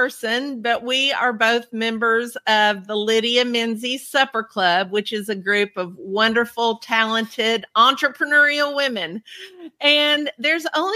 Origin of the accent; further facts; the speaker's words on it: Kentucky, United States; accent: Southern; I'm from the South. I mean, some people say Kentucky isn't South, but listen to my accent